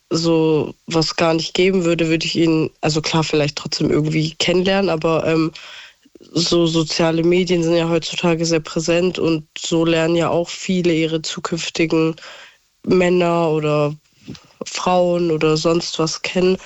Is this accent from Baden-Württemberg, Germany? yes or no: yes; Stuttgart, Baden-Württemberg, Germany; also ich komme aus Stuttgart